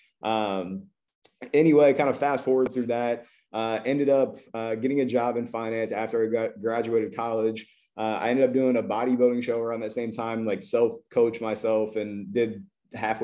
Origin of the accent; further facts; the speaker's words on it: Columbus, Ohio, United States; I am from Columbus, Ohio. I grew up playing basketball.